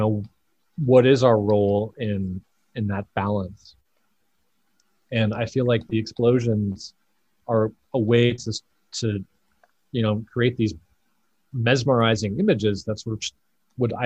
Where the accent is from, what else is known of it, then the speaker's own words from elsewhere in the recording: Colorado, United States; as a kid, I grew up in Colorado